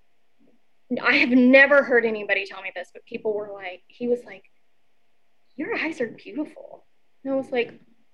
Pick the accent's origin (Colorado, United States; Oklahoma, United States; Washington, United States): Oklahoma, United States; I'm from Oklahoma